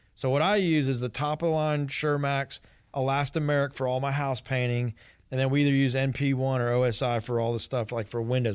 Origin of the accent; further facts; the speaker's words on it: East Cobb, Georgia, United States; I grew up in East Cobb